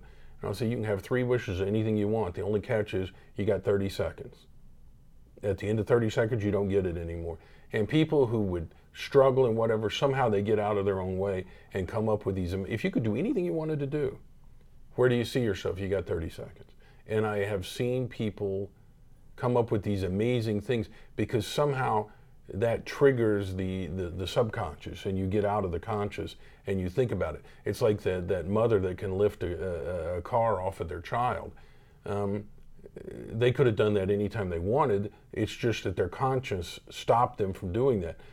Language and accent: English; Tulsa, Oklahoma, United States; I grew up here in Tulsa, Oklahoma.